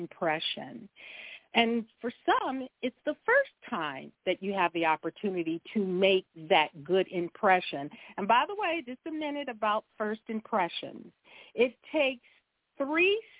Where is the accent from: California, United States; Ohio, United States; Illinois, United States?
California, United States; Compton; I grew up in Compton, California